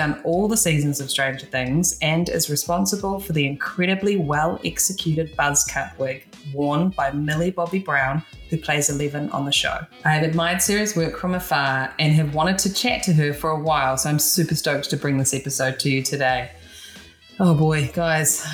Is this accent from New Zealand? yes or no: yes; New Zealand; now in Los Angeles, United States; I'm a hairstylist from New Zealand based in LA.